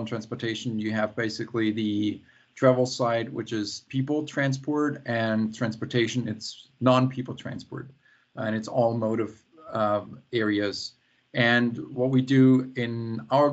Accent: near Stuttgart, Baden-Württemberg, Germany; now in Seattle, United States; I'm right now in Germany, in my hometown that I grew up with, and close to the Black Forest, close to Stuttgart

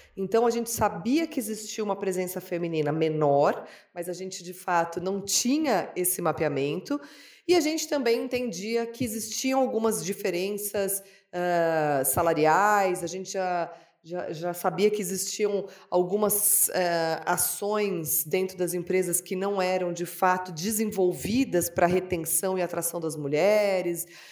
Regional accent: São Paulo, Brazil; eu nasci em São Paulo

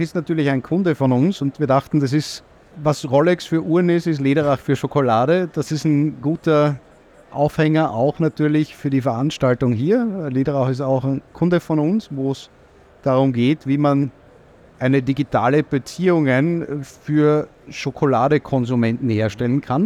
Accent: Austria; als Österreicher

